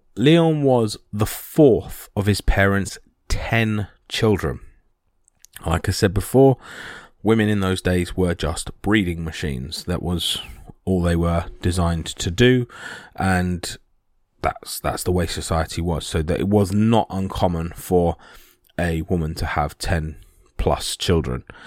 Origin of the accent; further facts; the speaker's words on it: United Kingdom; this is being British